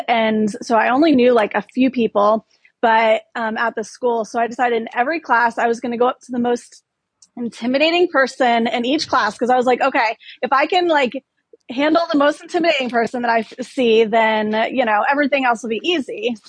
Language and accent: English; Gainesville, Florida, United States; We grew up in Gainesville, Florida.